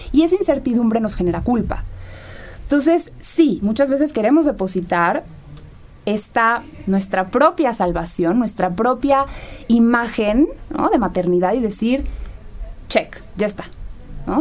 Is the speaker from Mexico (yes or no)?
yes; Mexico; En nuestra sociedad vemos como el mexicano